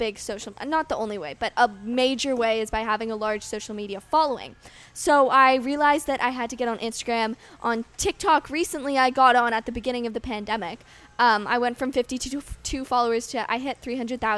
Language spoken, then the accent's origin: English; Canada; as a Canadian